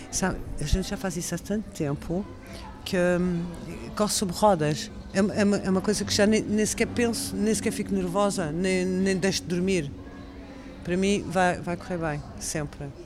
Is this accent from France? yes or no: yes; France; Portuguese is a second language; moved away as an adult; eu sou francesa, eu nasci em França e vivi muito tempo lá, até os meus 18 anos.